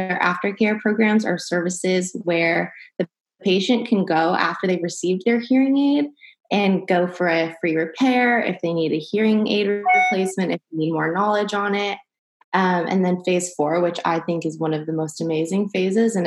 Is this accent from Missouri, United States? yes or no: no; Huntington Beach, California, United States; I'm from Huntington Beach, California